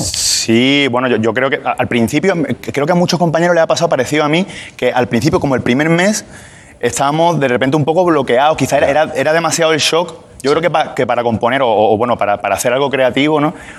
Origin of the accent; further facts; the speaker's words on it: Málaga, Andalusia, Spain; Málaga, que es de donde yo vengo.